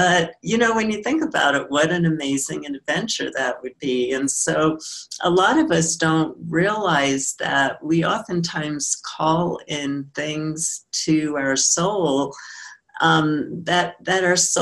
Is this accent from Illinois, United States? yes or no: no; New York City, New York, United States; I grew up in New York